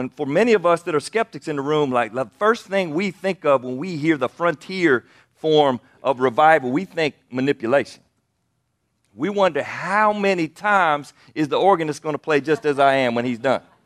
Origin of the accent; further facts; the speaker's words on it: Anderson, South Carolina, United States; I grew up in Anderson, South Carolina